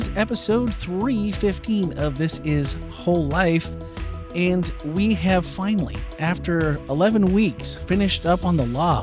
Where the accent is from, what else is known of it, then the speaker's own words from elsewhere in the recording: Green Bay, Wisconsin, United States; I was born and raised in Green Bay